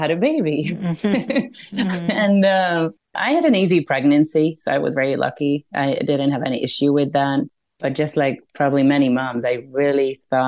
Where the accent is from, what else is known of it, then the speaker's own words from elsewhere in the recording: Hungary; English is a second language; moved away as an adult; also born or lived in Italy / Spain; now in San Diego, United States; I was born and raised in Hungary